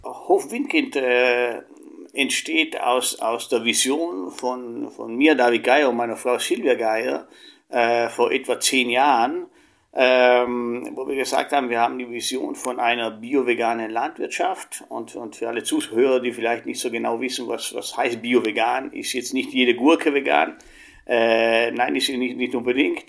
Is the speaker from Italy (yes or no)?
yes; Italy; moved away; ich komme ja aus Italien ursprünglich